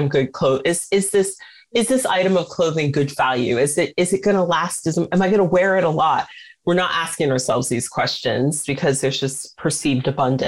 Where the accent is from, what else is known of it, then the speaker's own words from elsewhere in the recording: United States; As an American